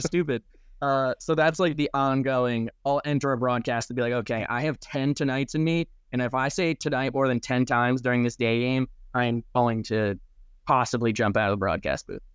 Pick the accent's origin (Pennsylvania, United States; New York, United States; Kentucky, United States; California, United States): New York, United States; Saugerties; moved away; my hometown of Saugerties